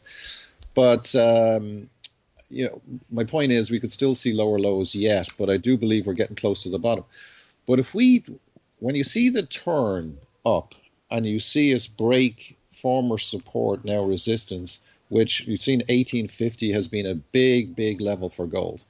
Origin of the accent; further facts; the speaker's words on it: Ireland; I'm Irish